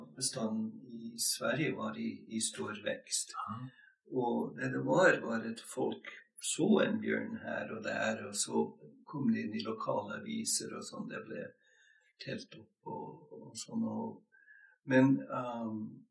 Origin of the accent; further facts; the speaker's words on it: Montana, United States; Norwegian is a second language; moved away as an adult; also born or lived in Sweden; now in Norway; Jeg kommer fra Montana i USA